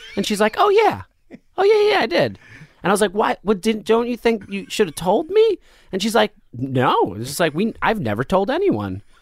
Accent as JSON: {"language": "English", "town": "Asbury Park", "region": "New Jersey", "country": "United States", "tie": "born or raised there", "also_born_or_lived": "Michigan / Neptune, New Jersey", "said": "I grew up in New Jersey. So I was born in Michigan"}